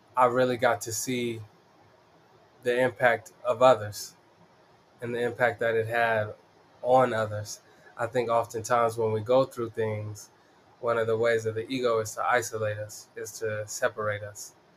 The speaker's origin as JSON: {"language": "English", "town": "Denver", "region": "Colorado", "country": "United States", "tie": "born or raised there", "said": "I'm from the East Side. I rep it proudly, the East Side of Denver. Uh, born and raised here."}